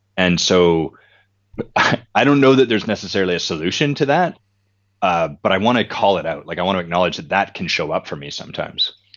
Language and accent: English; Victoria, British Columbia, Canada; I grew up in Victoria, British Columbia